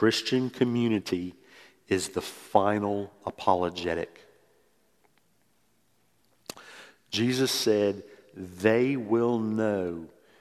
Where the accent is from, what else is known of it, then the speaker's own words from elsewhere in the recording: New Orleans, Louisiana, United States; moved away as an adult; also born or lived in Mississippi; I grew up in New Orleans and I went to school at Mississippi State